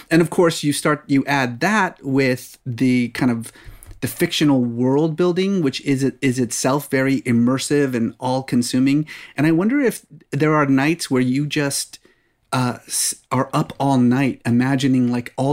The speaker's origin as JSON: {"language": "English", "town": "Dallas", "region": "Texas", "country": "United States", "tie": "born or raised there", "also_born_or_lived": "Oklahoma / Abilene, Texas", "said": "I was born in Oklahoma, but mostly raised in Abilene and Dallas."}